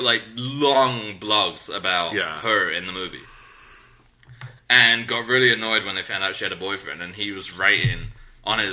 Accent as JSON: {"language": "English", "region": "England", "country": "United Kingdom", "moved": "yes", "said": "I'm from England"}